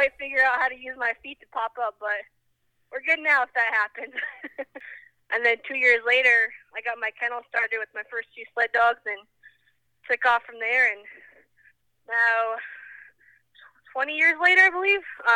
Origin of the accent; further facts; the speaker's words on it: Michigan, United States; Where I grew up in Michigan